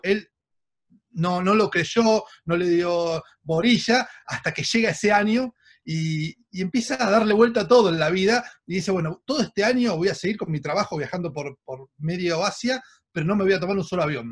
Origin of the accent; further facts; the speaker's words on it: Argentina; como argentinos